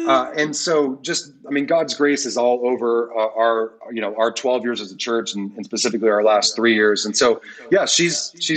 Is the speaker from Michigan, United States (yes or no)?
yes; Detroit, Michigan, United States; moved away as an adult; now in Fort Worth, United States; I thought I was going to plant back home in Detroit.